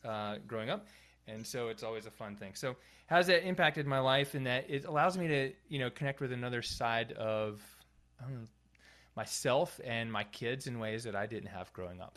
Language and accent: English; North Carolina, United States; moved away as an adult; also born or lived in California / San Francisco / San Luis Obispo; I grew up here in North Carolina